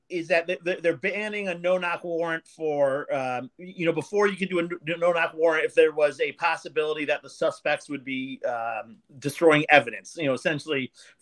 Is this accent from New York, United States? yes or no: yes; Saratoga Springs, New York, United States; I growing up in Saratoga, honest to God, I never saw anything worse than marijuana.